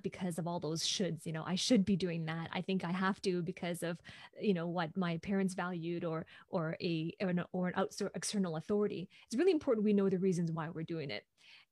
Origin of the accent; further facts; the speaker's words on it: Hong Kong; moved away as an adult; now in Vancouver, Canada; I'm originally from Hong Kong, and I'm currently based in Vancouver, Canada, where I have been living for the past 15 years.